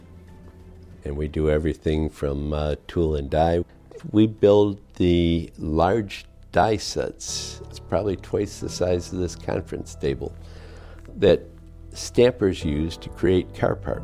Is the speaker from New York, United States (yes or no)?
no; Chicago, Illinois, United States; now in West Michigan, United States; I grew up in Chicago